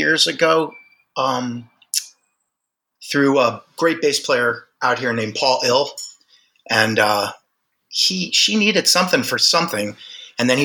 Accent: Miami, Florida, United States; now in Los Angeles, United States; I was born and raised in Miami, Florida

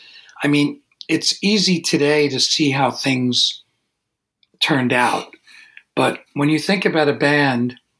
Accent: New York City, New York, United States; moved away as an adult; also born or lived in Manhattan; now in Woodstock, United States; I grew up in Brooklyn and I lived in Manhattan

